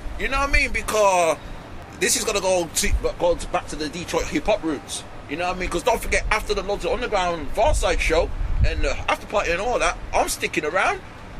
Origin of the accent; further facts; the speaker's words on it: Wolverhampton, West Midlands, United Kingdom; I'm from the Midlands. I'm from Wolverhampton, Birmingham.